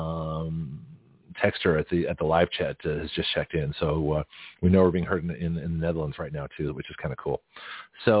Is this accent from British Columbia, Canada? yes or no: no; Toronto, Ontario, Canada; now in United States; being from Toronto